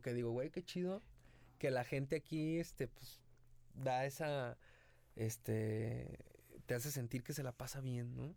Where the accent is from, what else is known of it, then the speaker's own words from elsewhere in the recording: Ixtlán del Río, Nayarit, Mexico; moved away as an adult; also born or lived in Tepic; now in Guadalajara, Mexico; De Islán del Río Nayarit, nací en Tepic, pero viví toda mi vida